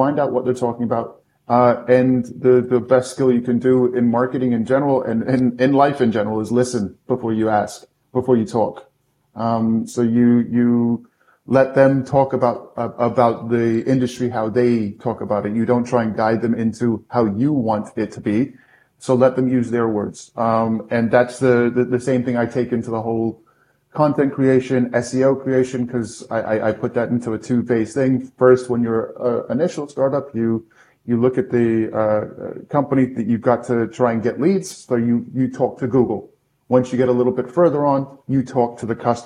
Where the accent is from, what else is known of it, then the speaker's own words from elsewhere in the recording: United Kingdom; also born or lived in United States; now in Austria; I am American, but grew up in the UK.